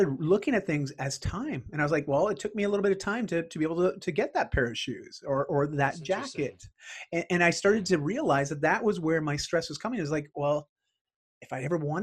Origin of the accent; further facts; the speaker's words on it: Ontario, Canada; also born or lived in Bali; I grew up in Ontario